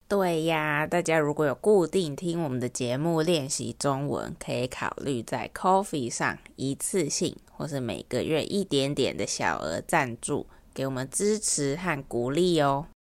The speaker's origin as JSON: {"language": "Chinese", "country": "Taiwan", "accent": "Taiwanese accent"}